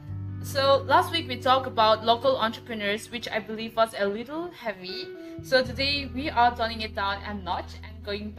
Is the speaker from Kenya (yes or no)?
no; Nagaland, India; I belong to Chang community, and I'm from Nagaland.